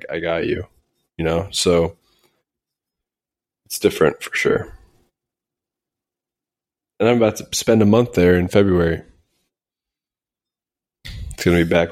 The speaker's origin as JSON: {"language": "English", "town": "Cincinnati", "region": "Ohio", "country": "United States", "tie": "born or raised there", "moved": "yes", "lives_now": "Los Angeles, United States", "said": "growing up in Cincinnati"}